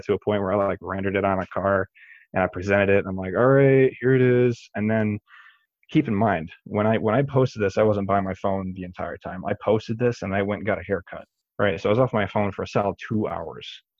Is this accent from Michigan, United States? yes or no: yes; Brooklyn, Michigan, United States; also born or lived in Tecumseh, Michigan; I grew up in Brooklyn, Michigan, right next to the track